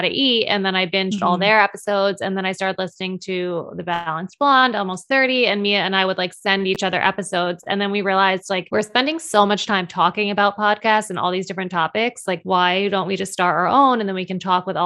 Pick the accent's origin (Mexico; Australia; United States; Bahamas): United States; New Paltz, New York; moved away as an adult; now in New York City, United States; from New Paltz, New York, which is upstate New York, like an hour and a half north from the city.